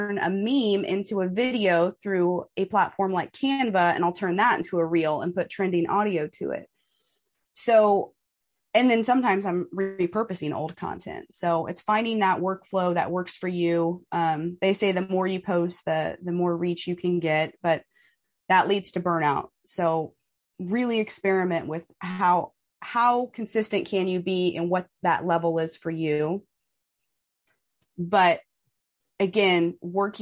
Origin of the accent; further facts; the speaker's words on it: Kansas City, United States; I'm from Kansas City.